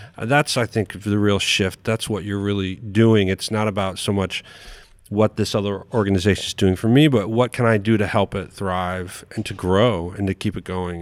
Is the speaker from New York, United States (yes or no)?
yes; New York City, New York, United States; moved away as an adult; also born or lived in Albuquerque, New Mexico; I grew up in New York City